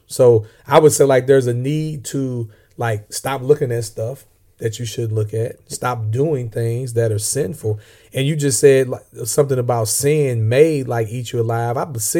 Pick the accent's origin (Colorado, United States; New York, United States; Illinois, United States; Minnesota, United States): Illinois, United States; accent: Southern; And I'm from Southern Illinois. I'm not really from the South, but people always think I'm from the South because I guess I got a Southern accent.